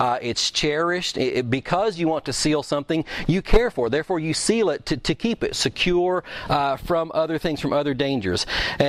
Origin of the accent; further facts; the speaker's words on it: Kentucky, United States; I'm from Kentucky